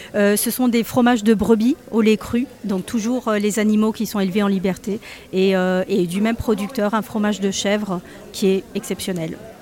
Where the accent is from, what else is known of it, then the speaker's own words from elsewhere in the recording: Extremadura, Spain; moved away; ma région d'origine, qui est l'Extrême Dur.